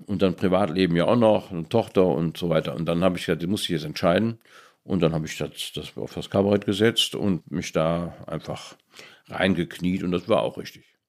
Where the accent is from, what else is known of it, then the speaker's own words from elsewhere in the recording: Cologne, North Rhine-Westphalia, Germany; in dem Vorort, wo ich aufgewachsen bin, Köln-Widersdorf